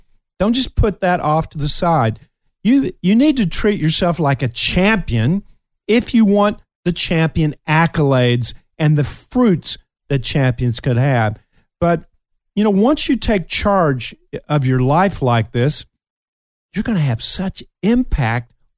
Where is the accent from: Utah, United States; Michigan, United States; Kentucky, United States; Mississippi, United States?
Kentucky, United States; moved away; I'm still a hillbilly from Kentucky, and I'm very proud of it